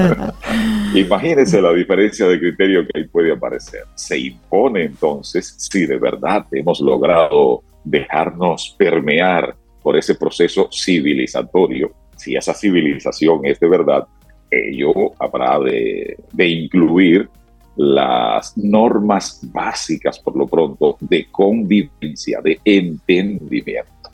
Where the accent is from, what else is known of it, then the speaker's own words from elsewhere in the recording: Santiago Rodríguez, Dominican Republic; now in Santo Domingo, Dominican Republic; Santiago Rodríguez, mi provincia natal